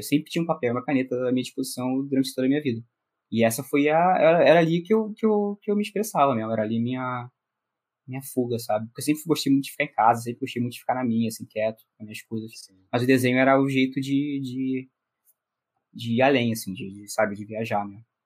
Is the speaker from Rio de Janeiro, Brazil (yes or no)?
yes; Rio de Janeiro, Brazil; Nasci no Rio de Janeiro, Carioca da Gema mesmo